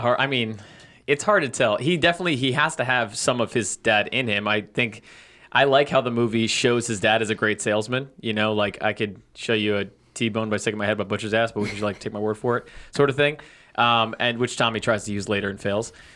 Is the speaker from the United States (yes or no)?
yes; Long Island, New York, United States; That's where I'm from. Long Island